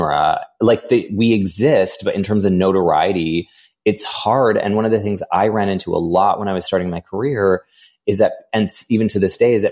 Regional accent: Edmonton, Alberta, Canada; I was born in Edmonton

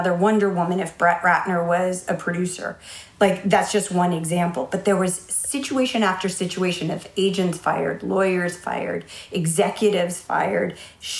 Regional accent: San Francisco, California, United States; moved away; I grew up in the Haight-Ashbury. And when I moved from the city to the suburbs

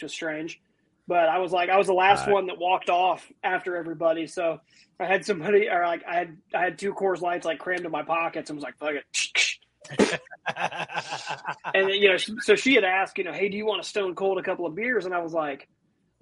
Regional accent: Northern Ohio, United States; I'm from more Northern Ohio

